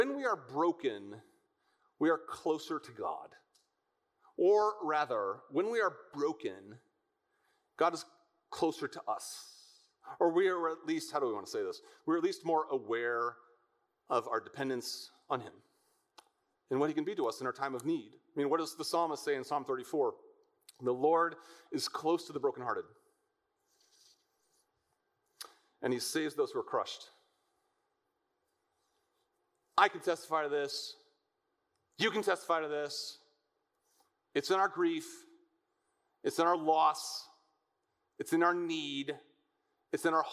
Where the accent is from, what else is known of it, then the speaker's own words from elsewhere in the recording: United States; American Christians living in the land of plenty